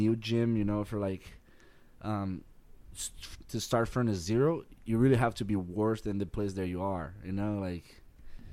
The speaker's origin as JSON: {"language": "English", "region": "Roraima", "country": "Brazil", "tie": "born or raised there", "also_born_or_lived": "Rio de Janeiro", "second_language": "English", "moved": "yes", "said": "in Roraima, where I'm from"}